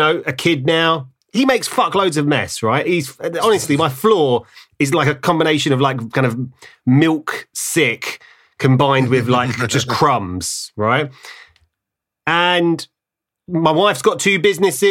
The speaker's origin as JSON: {"language": "English", "town": "Ilford", "region": "London", "country": "United Kingdom", "said": "I'm from Ilford"}